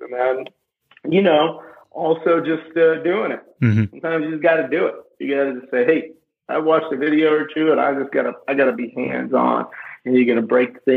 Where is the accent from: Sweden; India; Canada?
India; English is a second language; now in Asheville, United States; I was born in India culturally. I've always felt very Indian. English is even my second language.